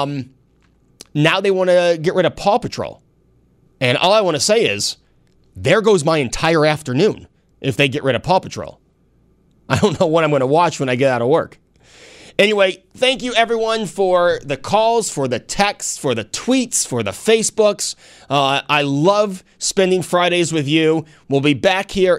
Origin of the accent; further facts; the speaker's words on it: Hornell, New York, United States; growing up in Hornell, New York